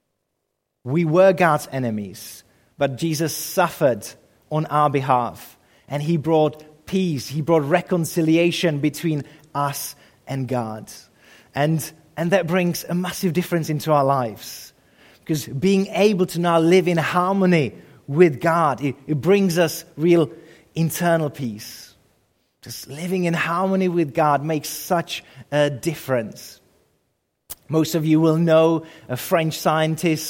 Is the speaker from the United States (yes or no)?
no; Czechia; moved away; I grew up in the Czech Republic